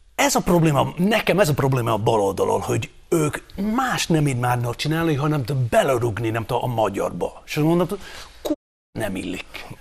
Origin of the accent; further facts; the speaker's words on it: Scotland, United Kingdom; Hungarian is a second language; now in Hungary; én, mint nem született magyar, én, aki magyar lettem